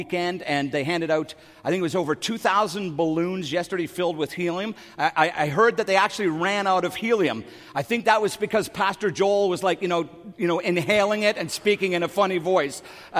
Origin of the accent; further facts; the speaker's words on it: Canada; us as a Canadian people